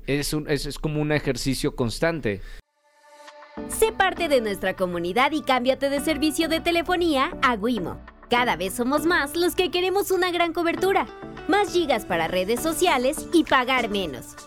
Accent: Monterrey, Nuevo León, Mexico; yo también soy norteño eh, de Monterrey.

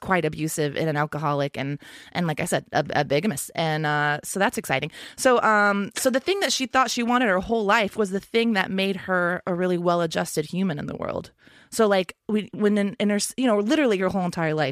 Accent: Texas, United States; moved away; I grew up in Texas

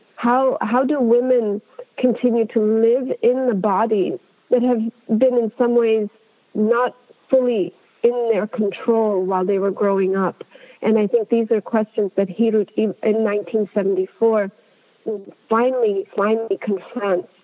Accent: Ethiopia; an Ethiopian child growing up in Ethiopia

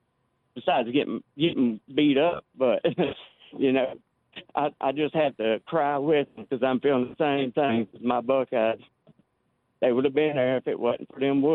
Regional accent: Martin County, Kentucky, United States; now in Alabama, United States; I'm originally from Martin County. It's far east you can go in Kentucky.

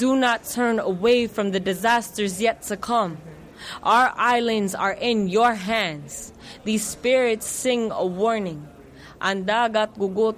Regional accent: Oakland, California, United States; moved away as an adult; now in Tanauan, Philippines; I'm from Oakland, California. I've been living in the Philippines in Tanawan Leyte, where my mother is from, for the past almost 2 years

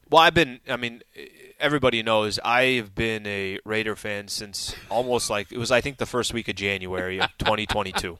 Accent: San Diego, California, United States; born and raised in San Diego

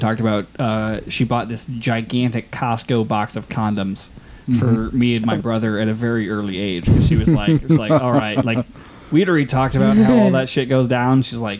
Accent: Cookstown, Northern Ireland, United Kingdom; as far as I know, I was born in Cookstown.

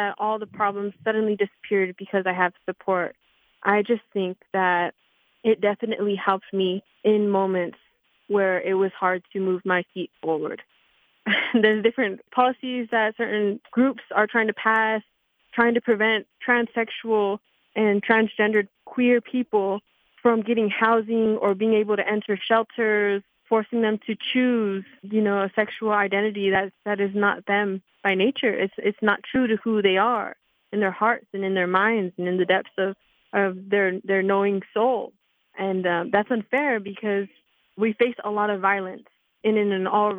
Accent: Eloy, Arizona, United States; now in Tucson, United States; I'm from a very rural town. I'm from Eloy, Arizona

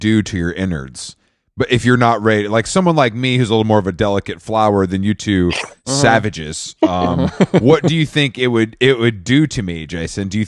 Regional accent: the South, United States; now in New York, United States; I'm from the South

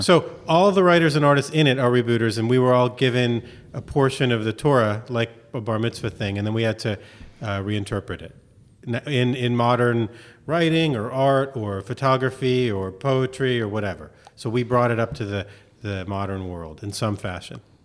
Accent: Miami, Florida, United States; also born or lived in Chicago; I grew up in Miami

